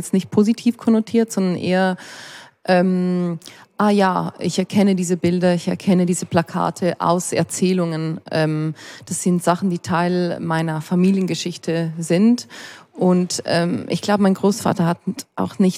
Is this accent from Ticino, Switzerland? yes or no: yes; Ticino, Switzerland; Also wir sind Tessiner, also Schweizer, und ihr seid Italiener, obwohl wir die gleiche Sprache sprechen.